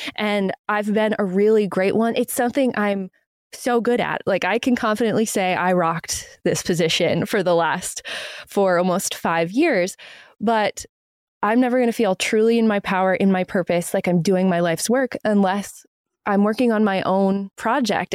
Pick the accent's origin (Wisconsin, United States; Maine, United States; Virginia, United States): Maine, United States; my home state and Maine and New England